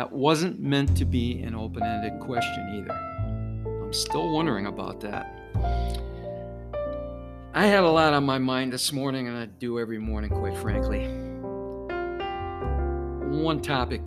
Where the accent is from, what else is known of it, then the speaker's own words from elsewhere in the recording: Detroit, Michigan, United States; growing up in Detroit in the 60s